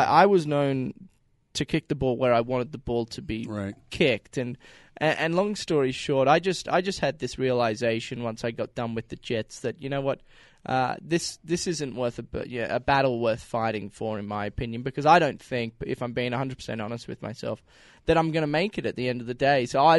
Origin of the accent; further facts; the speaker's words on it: Australia; now in United States; We're both from Australia.